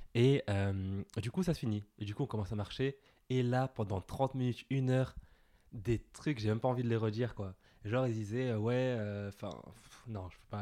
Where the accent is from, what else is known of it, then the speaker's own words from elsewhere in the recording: Villepinte, Île-de-France, France; j'ai grandi à Villepinte, je suis né à Villepinte, euh, en banlieue parisienne.